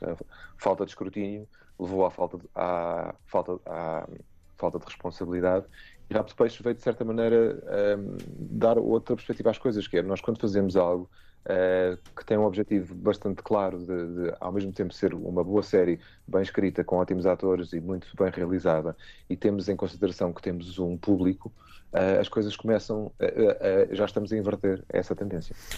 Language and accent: Portuguese; Portugal; nós somos portugueses